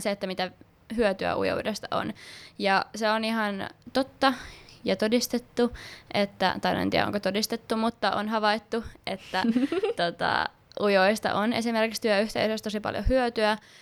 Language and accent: Finnish; Kerava, Uusimaa, Finland; also born or lived in Sipoo; Mä muutin Sipoosta Keravalle silloin pienenä, ykkösluokalla heti